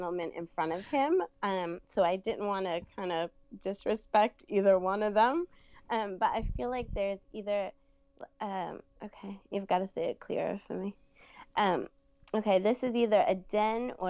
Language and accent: English; New York, United States; accent: Brooklyn; I'm from New York